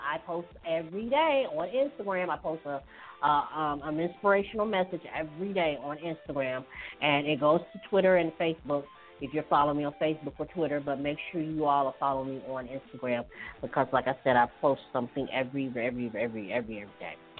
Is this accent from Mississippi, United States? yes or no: yes; Hattiesburg, Mississippi, United States; moved away; my hometown, Hattiesburg